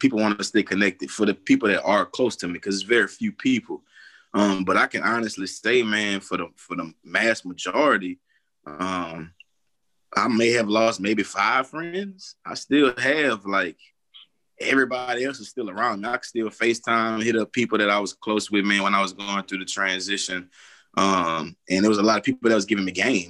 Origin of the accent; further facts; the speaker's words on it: Lafayette, Louisiana, United States; also born or lived in Broussard, Louisiana; now in Houston, United States; We ended up moving back to Louisiana. First was in Broussard.